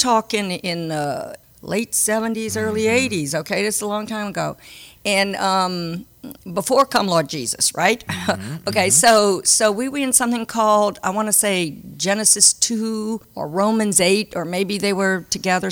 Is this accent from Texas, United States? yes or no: no; Cajun, South Louisiana, United States; also born or lived in France; I'm a Cajun Catholic